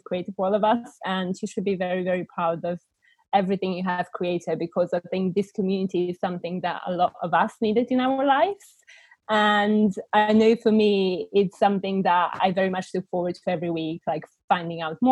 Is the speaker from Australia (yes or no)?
no; Bulgaria; English is a second language; moved away as an adult; now in United Kingdom; I was born and raised in Bulgaria, and I only moved to the UK when I was 19